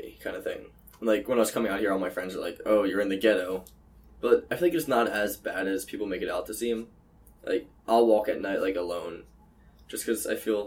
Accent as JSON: {"language": "English", "area": "half an hour north of Philadelphia", "region": "Pennsylvania", "country": "United States", "tie": "born or raised there", "moved": "as an adult", "said": "From like half an hour north of Philadelphia"}